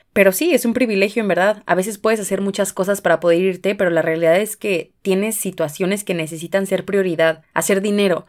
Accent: Mexico; Tenemos cultura colectiva como mexicanos

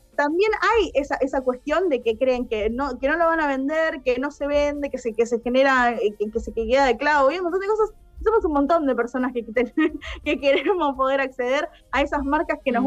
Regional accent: Argentina

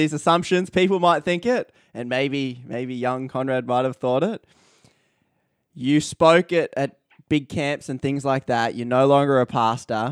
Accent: Australia; as an Australian

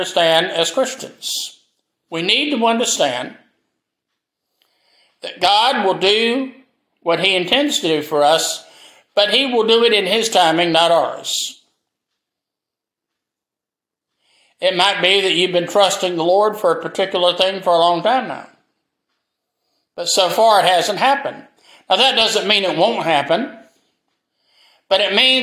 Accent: Greenville, South Carolina, United States; my hometown of Greenville, South Carolina

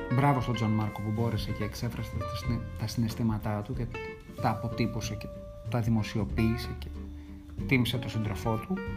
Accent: Greece; είμαι Έλληνας

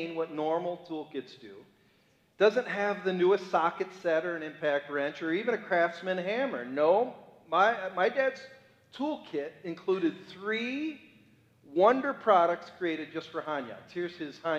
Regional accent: Cleveland, Ohio, United States; I'm a boy from Cleveland, Ohio. Those are my origins

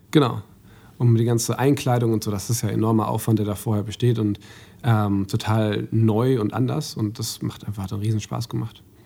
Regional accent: Mülheim, Germany; ich bin in Mülheim aufgewachsen

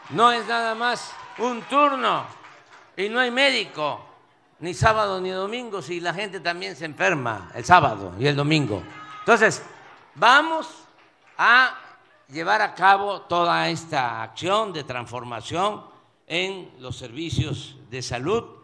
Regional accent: Coatzacoalcos, Veracruz, Mexico; ¿Ustedes saben lo que es estar en Coatzacoalco? En el antiguo Puerto México. es estar sí, en mi tierra, es estar en mi agua.

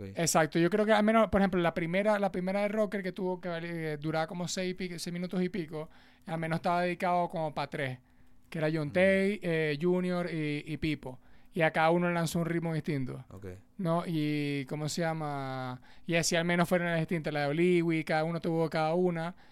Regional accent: Maracucho, Zulia, Venezuela; como venezolanos en general, aunque uno sea maracucho.

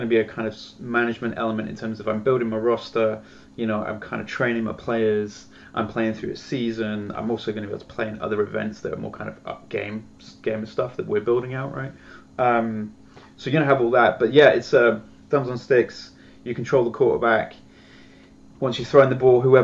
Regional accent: United Kingdom; being a Brit

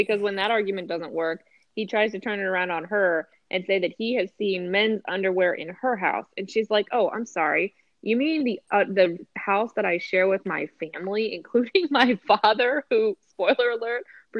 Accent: East Coast, United States; so like I said, I grew up on the East Coast and we had a lot of storms that did knock the power out

